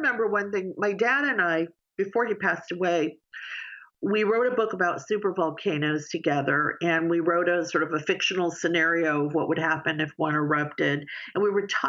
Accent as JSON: {"language": "English", "region": "New York", "country": "United States", "tie": "born or raised there", "also_born_or_lived": "Los Angeles / San Diego", "moved": "yes", "said": "I grew up in New York."}